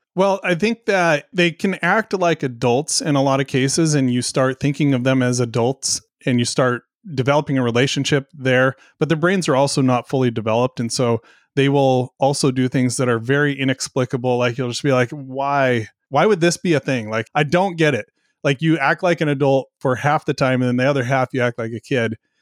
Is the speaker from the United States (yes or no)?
yes; coast of Oregon, United States; moved away; also born or lived in Southwest Washington; about an hour away from where I grew up in the coast of, of Oregon